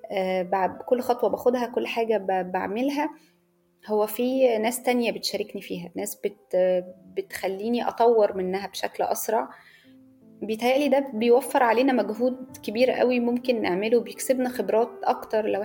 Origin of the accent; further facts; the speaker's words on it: Egypt; انا صحفيه مصريه